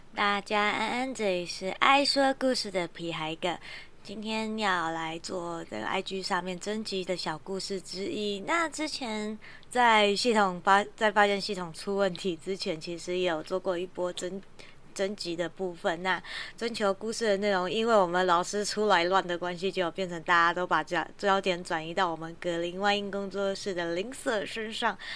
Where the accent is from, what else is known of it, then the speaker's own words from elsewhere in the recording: Taiwan; 我们台湾人